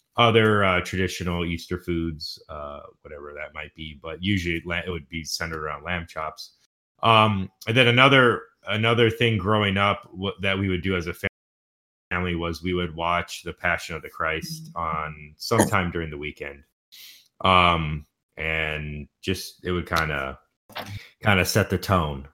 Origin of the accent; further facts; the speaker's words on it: Houston, Texas, United States; moved away; growing up in Houston, we had very specific uh, traditions